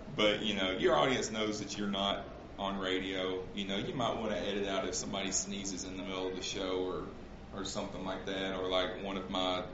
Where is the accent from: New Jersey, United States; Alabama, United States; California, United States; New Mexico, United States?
Alabama, United States; Central; I grew up in Central Alabama, so sometimes my grammar is not exactly correct